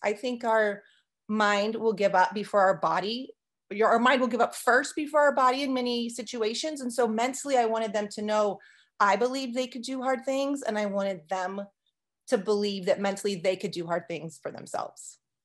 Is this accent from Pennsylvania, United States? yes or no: no; California, United States; also born or lived in Arizona; now in Montana, United States; I grew up in California and I lived in Arizona before moving here about five, six years ago